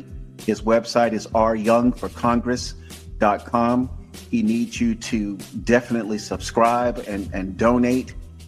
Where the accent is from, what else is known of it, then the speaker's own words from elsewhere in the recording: Tampa, Florida, United States; also born or lived in Opa-locka, Florida / Dania, Florida; now in Northern California, United States; I live in Northern California, but born and raised in Hillsborough County, Tampa, Brandon, the Notasassa, Valrico, Zephyr Hills, and also lived in Opa-locka and Dania during my younger years with my military uncle.